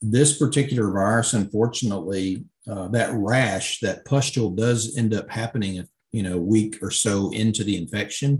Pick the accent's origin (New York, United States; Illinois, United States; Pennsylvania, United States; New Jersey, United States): Illinois, United States; In my home state